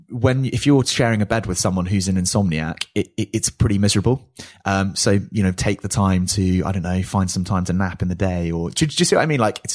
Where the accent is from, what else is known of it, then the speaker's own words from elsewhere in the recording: United Kingdom; in particularly in Britain, where we're all quite kind of like buttoned up